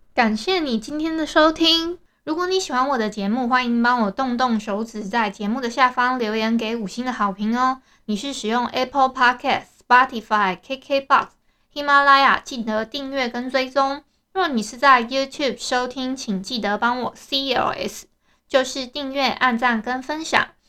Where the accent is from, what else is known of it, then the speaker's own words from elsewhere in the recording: Hualien, Hualien County, Taiwan; 我是花莲的人